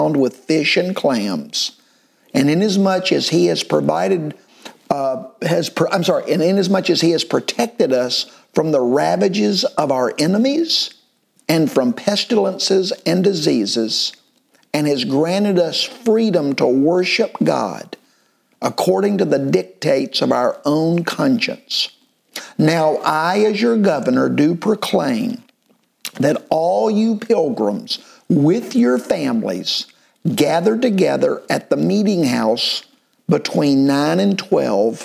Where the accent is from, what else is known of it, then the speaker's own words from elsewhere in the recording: United States; as an American